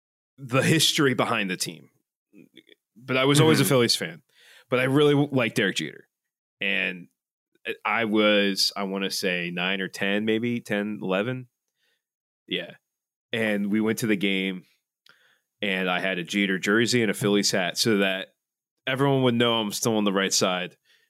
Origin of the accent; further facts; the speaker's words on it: Philadelphia, Pennsylvania, United States; I grew up in Kensington, so I grew up in a Puerto Rican part of the city